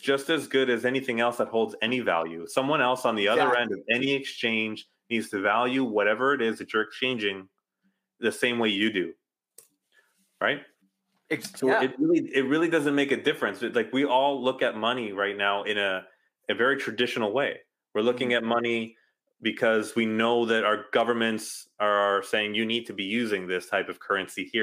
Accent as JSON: {"language": "English", "country": "Canada"}